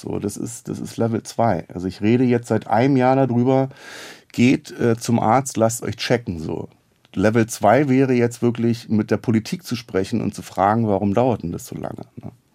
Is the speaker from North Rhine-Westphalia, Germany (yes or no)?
no; Berlin, Germany; accent: Berlin dialect; also born or lived in Neukölln, Berlin / Reichartshausen / Robern; ich bin in Neukölln geboren und bin im Wedding aufgewachsen